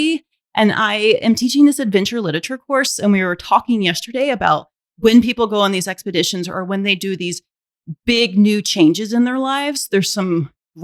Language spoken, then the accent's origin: English; Alabama, United States; I was born and raised in Alabama.